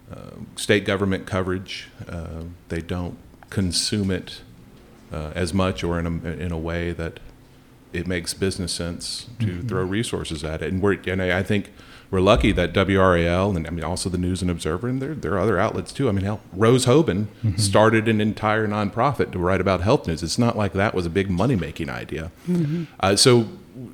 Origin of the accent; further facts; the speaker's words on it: Smyrna, Georgia, United States; moved away as an adult; also born or lived in Virginia; now in North Carolina, United States; I grew up in Smyrna, Georgia, which was one of the more original suburbs of Atlanta.